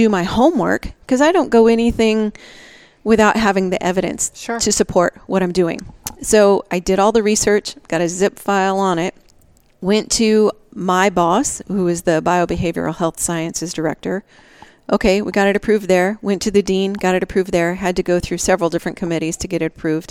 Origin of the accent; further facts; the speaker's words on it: Nebraska, United States; moved away as an adult; also born or lived in Maine; now in Tucson, United States; I grew up in Nebraska